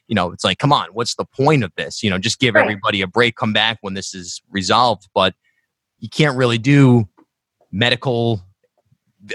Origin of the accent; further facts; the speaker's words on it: South County, Rhode Island, United States; I grew up in South County, Rhode Island, and then went to URI